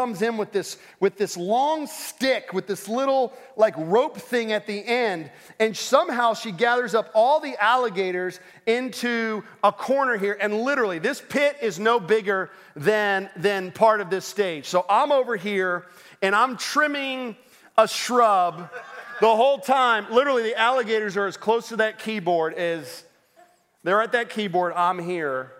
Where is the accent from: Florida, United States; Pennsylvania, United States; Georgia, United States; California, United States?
Florida, United States; Orlando; I grew up in Orlando